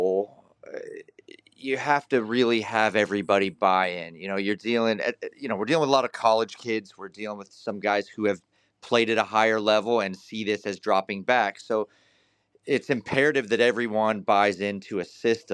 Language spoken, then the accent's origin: English; Tulsa, Oklahoma, United States; born or raised there; also born or lived in northern Wisconsin